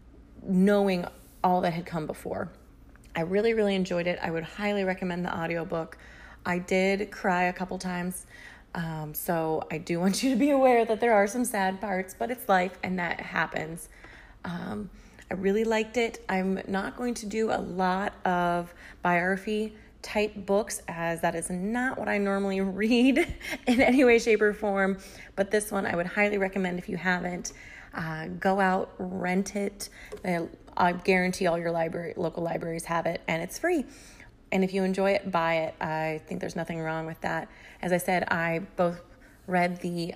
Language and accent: English; Iowa, United States; moved away; also born or lived in Chicago; I grew up in Iowa